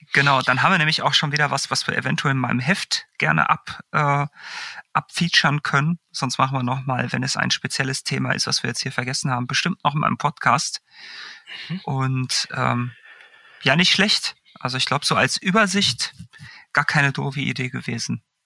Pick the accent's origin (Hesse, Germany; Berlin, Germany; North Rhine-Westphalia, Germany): North Rhine-Westphalia, Germany; Bochum; moved away; beim Fahrradladen damals in meiner alten Heimat in Bochum